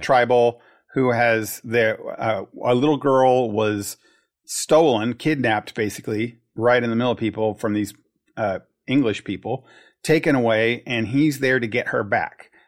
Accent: United States; As an American

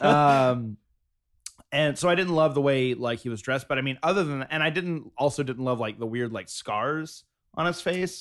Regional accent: South Georgia, United States; now in Los Angeles, United States; I grew up in South Georgia

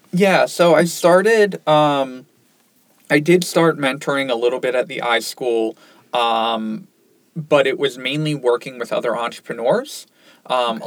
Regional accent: Ocean City, New Jersey, United States; moved away as an adult; now in Syracuse, United States; I grew up in Ocean City, New Jersey.

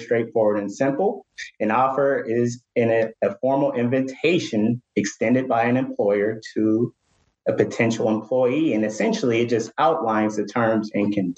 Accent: Pittsburgh, Pennsylvania, United States; moved away; I'm originally from Pittsburgh

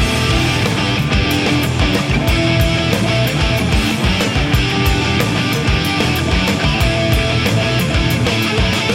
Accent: Canada; being Canadian

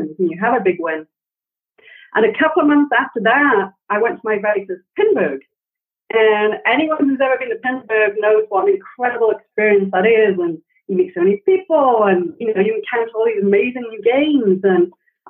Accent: Wales, United Kingdom; also born or lived in San Francisco; now in United States; I grew up in Wales in the UK

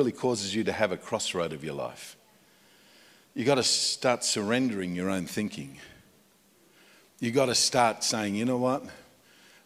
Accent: Australia; moved away as an adult; now in United States; I moved to America. Been there for almost 10 years. And so I'm an Australian in America

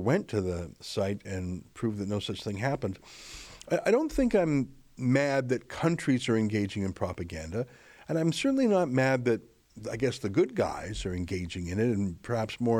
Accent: Canada; as a Canadian citizen in the country of Canada

